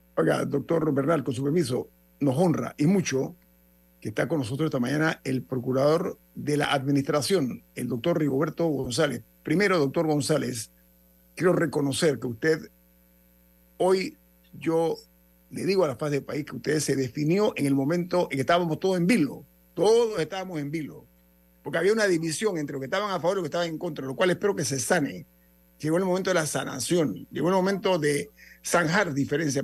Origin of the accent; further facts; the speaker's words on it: Panama; como panameños dignos